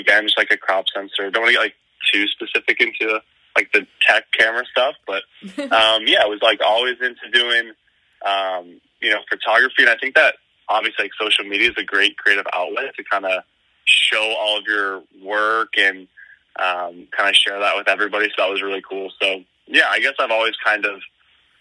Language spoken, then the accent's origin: English; Fort Myers, Florida, United States; moved away as an adult; now in New York City, United States; I'm from Fort Myers. So we all have that FGCU connection, which is pretty cool. And so I was born and raised there